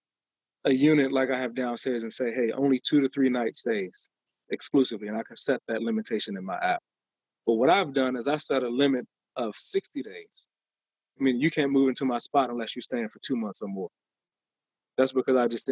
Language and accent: English; Maryland, United States; moved away as an adult; also born or lived in Upper Marlboro, Maryland; now in Washington, D.C., United States; I'm from Maryland, where we got like yards and people don't walk up to your house